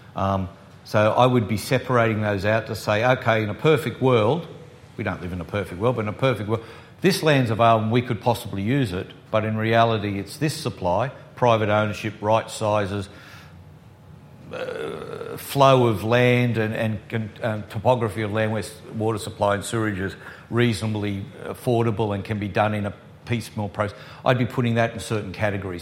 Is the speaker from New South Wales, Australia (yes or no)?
yes; Sydney, New South Wales, Australia; I grew up in Sydney, the west of Sydney, so when I grew up in Winston Hills